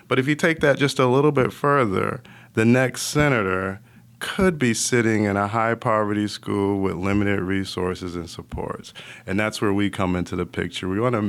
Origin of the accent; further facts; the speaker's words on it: Bloomfield, Connecticut, United States; But I grew up in Bloomfield, Connecticut, a small town outside of Hartford. I was really 2 hours from Boston and 2 hours from Manhattan.